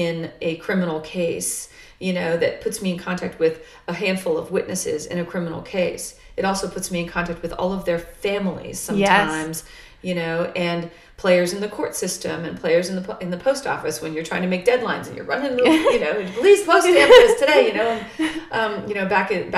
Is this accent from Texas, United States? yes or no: yes; Arlington, Texas, United States; now in Halifax County, United States; I grew up in Dallas-Fort Worth. Yeah. I grew up in Arlington, which is a huge, just overwhelmingly large suburb.